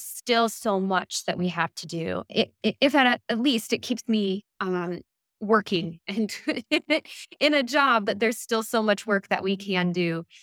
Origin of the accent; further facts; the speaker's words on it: United States; moved away as an adult; also born or lived in Stellenbosch, South Africa; now in Copenhagen, Denmark; I am from the United States, but currently residing in Copenhagen, Denmark